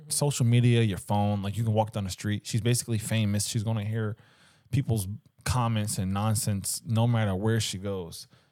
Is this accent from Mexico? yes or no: no; Philadelphia, Pennsylvania, United States; growing up in Philly